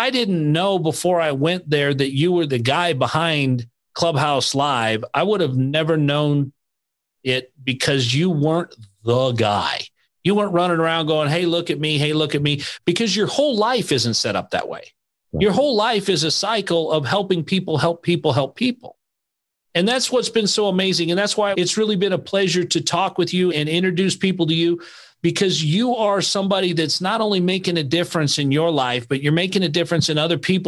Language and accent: English; Idaho, United States; I'm from Idaho